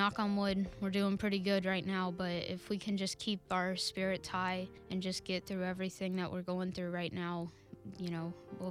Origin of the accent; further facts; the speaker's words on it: Yulee, Florida, United States; I am from Yulee in Nassau County.